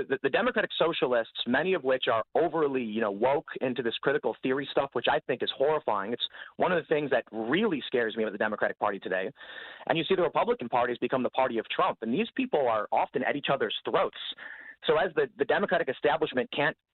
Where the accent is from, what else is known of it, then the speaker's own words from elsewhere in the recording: Chicago, Illinois, United States; I'm from Chicago. I've always been